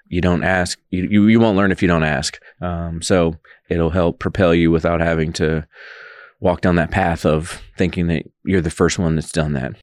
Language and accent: English; Georgia, United States; moved away as an adult; now in Manhattan, Kansas, United States; If you're coming from somewhere like myself, the South